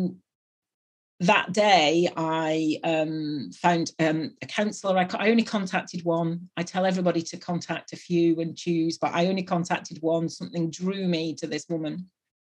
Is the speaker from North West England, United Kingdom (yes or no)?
yes; near Manchester, North West England, United Kingdom; now in Bristol, United Kingdom; I come from the northwest of England, which is up near Manchester, but I live and have lived for 22 years in Bristol, which is in the southwest.